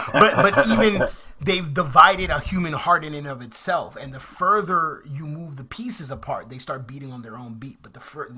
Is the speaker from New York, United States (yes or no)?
yes; New York, United States; moved away; I'm from New York originally